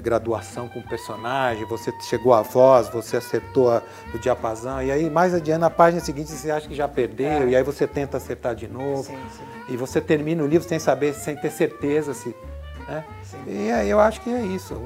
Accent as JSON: {"language": "Portuguese", "town": "Cravinhos", "region": "São Paulo", "country": "Brazil", "tie": "born or raised there", "said": "eu venho de uma cidade pequena do interior de São Paulo chamada Cravinhos"}